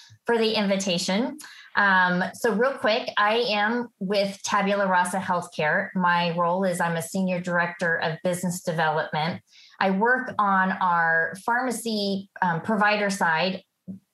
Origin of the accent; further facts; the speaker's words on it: Natchitoches, Louisiana, United States; I come from Natchitoches, Louisiana. For those of you who don't know, we are the town south of Shreveport